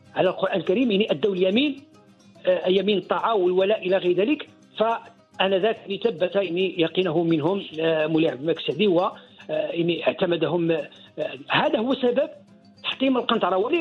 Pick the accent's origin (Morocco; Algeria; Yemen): Morocco; نحن كمغاربة